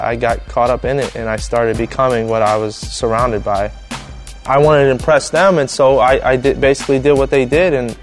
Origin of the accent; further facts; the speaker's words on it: Cleveland, Ohio, United States; I'm from Cleveland, Ohio, and I do music